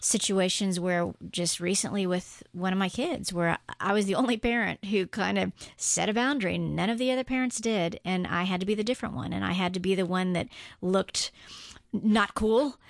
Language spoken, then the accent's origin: English; Guam; moved away as an adult; I grew up on Guam, age two to seventeen